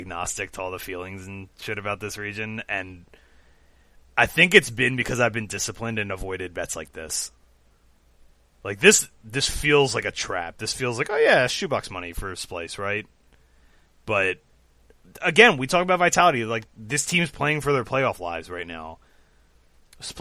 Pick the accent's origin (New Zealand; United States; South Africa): United States; Philadelphia, Pennsylvania; I've got the Flyers here in my hometown